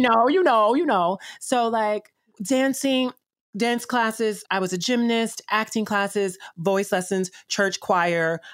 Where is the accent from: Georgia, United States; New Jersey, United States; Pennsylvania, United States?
Georgia, United States; Columbus; also born or lived in Chicago / Atlanta; I was born in Chicago and raised in Columbus slash Atlanta, Georgia